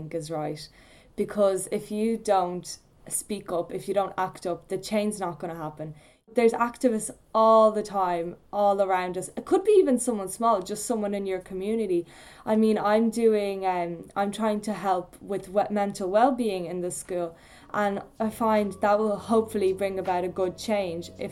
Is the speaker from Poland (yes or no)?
yes; Poland; now in Ireland; I come from Poland